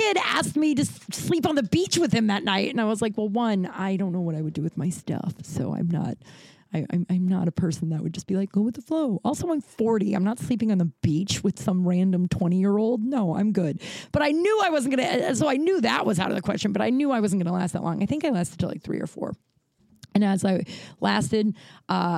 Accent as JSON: {"language": "English", "region": "Colorado", "country": "United States", "moved": "yes", "lives_now": "Los Angeles, United States", "said": "I'm from Colorado and I know how to ride a horse"}